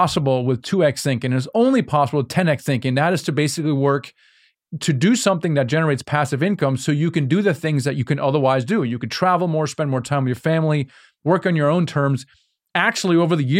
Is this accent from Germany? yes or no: yes; Germany; Yeah, I'm from Germany